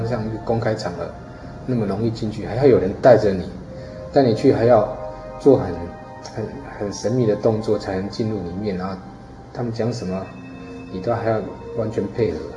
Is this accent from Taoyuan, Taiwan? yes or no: no; Yonghe Fourth Park, New Taipei, Taiwan; 我在四号公园长大